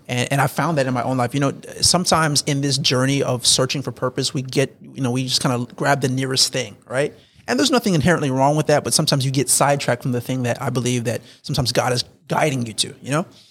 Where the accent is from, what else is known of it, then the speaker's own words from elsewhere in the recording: South Florida, United States; moved away; I was raised in South Florida. I, I, I moved up to North Florida.